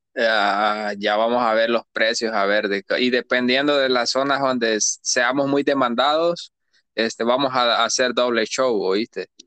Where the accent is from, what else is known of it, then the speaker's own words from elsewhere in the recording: San José Guayabal, Cuscatlán, El Salvador; moved away; si yo soy de allá, maje, de San José Guayabal soy yo